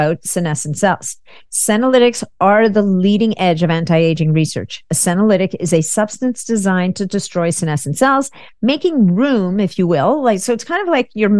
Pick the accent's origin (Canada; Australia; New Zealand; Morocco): Canada; a fellow Canadian. I'm Canadian.